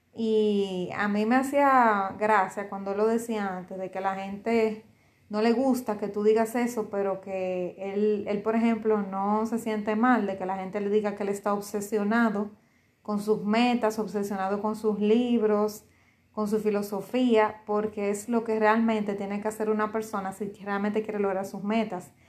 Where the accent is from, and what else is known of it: Dominican Republic